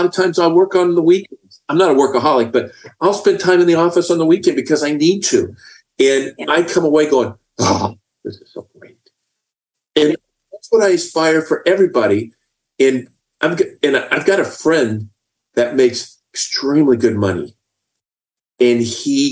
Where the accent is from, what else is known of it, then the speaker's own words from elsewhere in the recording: Indiana, United States; now in Texas, United States; as a young child growing up in Indiana